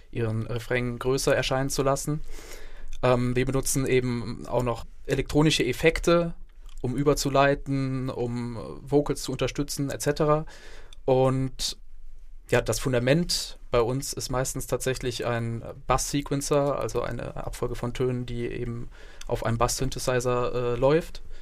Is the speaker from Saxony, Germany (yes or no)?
no; Neuwied, Rhineland-Palatinate, Germany; Ja, für mich ist Bonn irgendwie Heimat. Ich meine, wir kommen zwar aus dem Raum Neuwied, aber tatsächlich ist die Entfernung zu Bonn für uns genauso groß wie Neuwied.